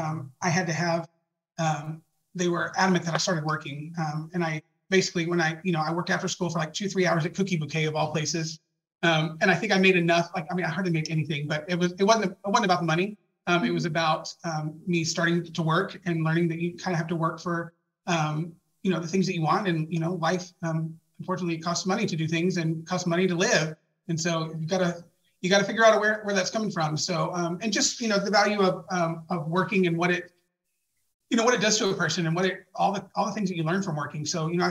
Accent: Dallas, Texas, United States; I was born and raised in Dallas, Texas. And I lived there my entire life

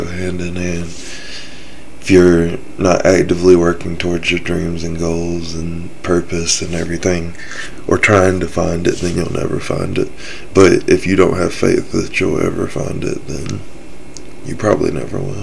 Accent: South Carolina, United States; I'm from South Carolina, the Bible Belt of the nation

